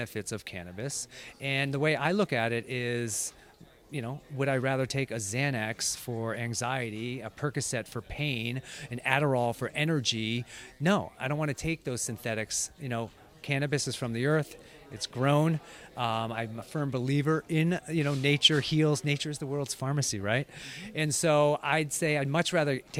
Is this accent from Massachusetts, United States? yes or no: yes; Lexington, Massachusetts, United States; I grew up in Lexington.